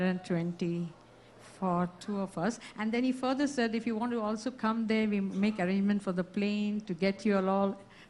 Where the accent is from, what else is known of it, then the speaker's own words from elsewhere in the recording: Melbourne, Victoria, Australia; I'm from Melbourne, Australia.